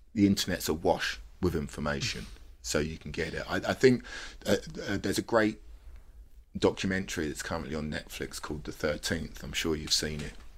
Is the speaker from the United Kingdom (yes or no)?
yes; London, United Kingdom; when people say, "Where do you come from?" and I say, I say, "London,"